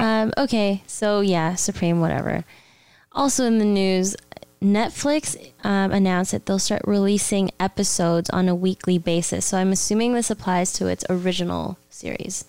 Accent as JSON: {"language": "English", "town": "Mississauga", "region": "Ontario", "country": "Canada", "tie": "born or raised there", "said": "Saga City. That's my hometown."}